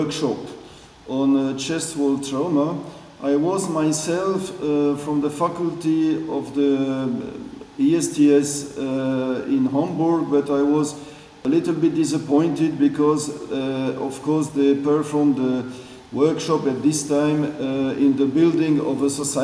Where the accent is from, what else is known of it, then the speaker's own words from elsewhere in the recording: Belgium; English is a second language; moved away as an adult; also born or lived in Switzerland; now in Basel, Switzerland; I'm originated from Belgium, and I live in Switzerland now since nearly 25, 30 years